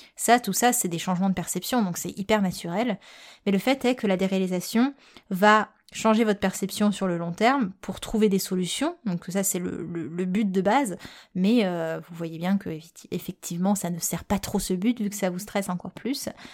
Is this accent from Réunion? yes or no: yes; Réunion; je suis réunionnaise